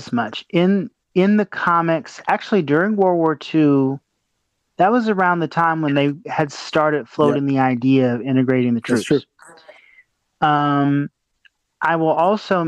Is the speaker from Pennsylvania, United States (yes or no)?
no; Arkansas, United States; I grew up in the South. You know, these are a bunch of, you know, Arkansas specifically